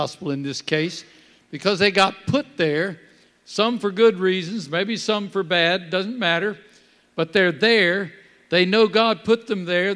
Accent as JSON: {"language": "English", "region": "Kentucky", "country": "United States", "tie": "born or raised there", "moved": "yes", "said": "I grew up in Kentucky, right down in the middle of coal country"}